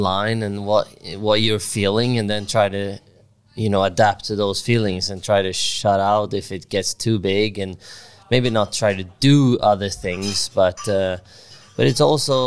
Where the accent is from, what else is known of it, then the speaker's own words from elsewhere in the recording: Sweden; growing up in Sweden